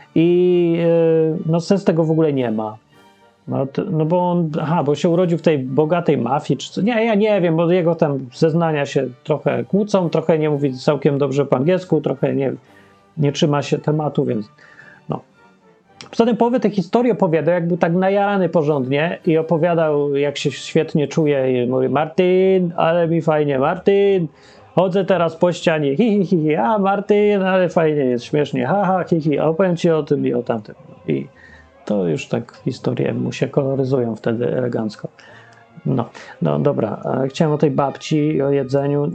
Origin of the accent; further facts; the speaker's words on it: Poland; Ja się urodziłem w kraju, którego w ogóle nie ma. Polska Rzeczpospolita Ludowa.